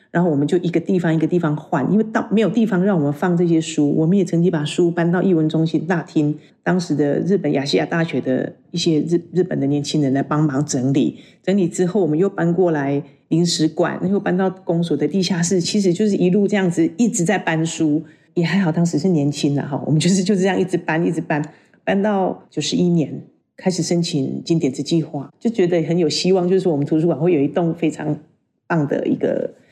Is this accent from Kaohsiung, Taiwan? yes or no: no; Puli, Nantou County, Taiwan; 我是普里出生，在普里长大的小孩。那当中大概只有高中的时候到外面去念书。回到普里，工作开始是在幼儿园